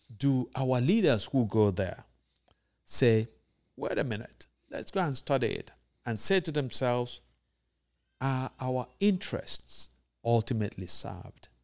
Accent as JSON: {"language": "English", "country": "Nigeria", "said": "being Nigerian"}